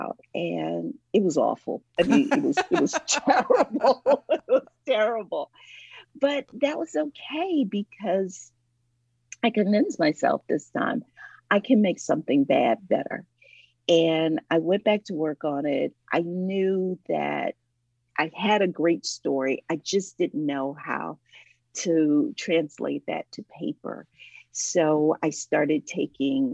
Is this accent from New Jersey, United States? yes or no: no; Ohio, United States; now in Atlanta, United States